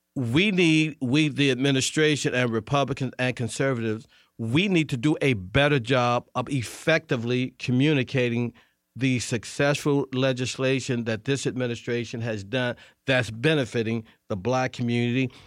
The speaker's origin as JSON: {"language": "English", "town": "St. Louis", "region": "Missouri", "country": "United States", "also_born_or_lived": "Tulsa, Oklahoma", "moved": "as an adult", "lives_now": "Washington, D.C., United States", "said": "I'm from Saint Louis."}